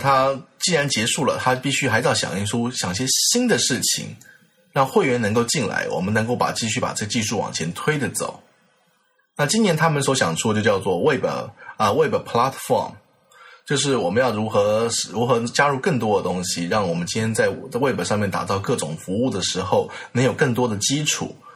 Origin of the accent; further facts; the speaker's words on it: Taiwan; 我是我台湾过来